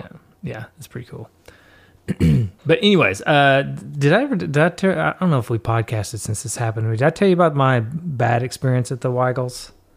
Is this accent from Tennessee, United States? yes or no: yes; Tennessee, United States; I am from Tennessee